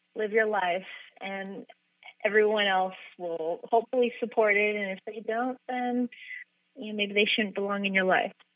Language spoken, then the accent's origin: English; Los Angeles, California, United States; moved away as an adult; now in San Francisco, United States; I grew up in Los Angeles